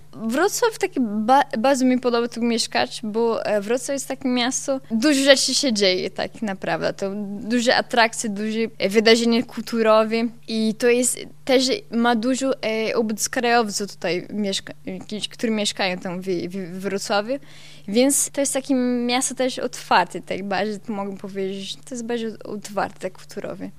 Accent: São Bento do Sul, Santa Catarina, Brazil; accent: Portuguese; Ukrainian; Polish is a second language; now in Poland; Ja pochodzę z południowej części Brazylii

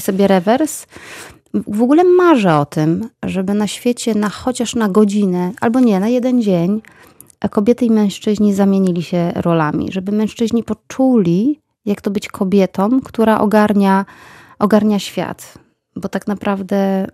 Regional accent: Bielawa, Lower Silesian Voivodeship, Poland; moved away as an adult; also born or lived in Wrocław; Wychowywałam się w mieście Bielawa, później pojechałam na studia do Wrocławia

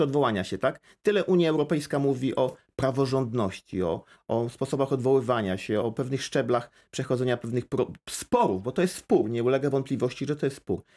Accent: Wrocław, Lower Silesian Voivodeship, Poland; Ja we Wrocławiu mieszkam od urodzenia.

